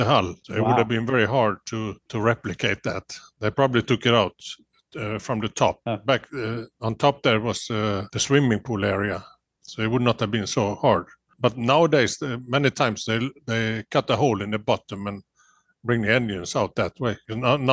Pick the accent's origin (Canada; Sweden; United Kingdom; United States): Sweden; Gothenburg, Västra Götaland; I grew up in Gothenburg in Sweden.